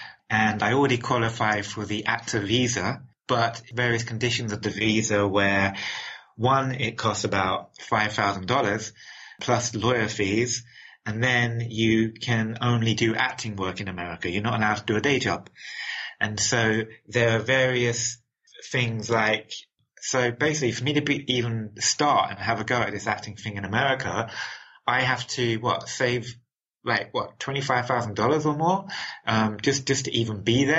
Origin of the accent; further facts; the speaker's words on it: London, United Kingdom; accent: London; So when I was working, I was speaking my original London accent.